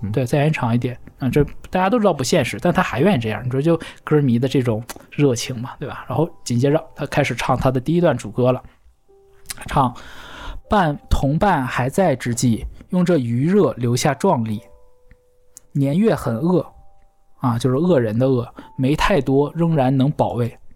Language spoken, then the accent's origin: Chinese; China; 我们大陆人